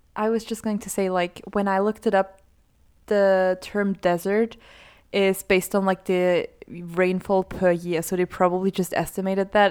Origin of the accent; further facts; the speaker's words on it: Austria; I'm from Austria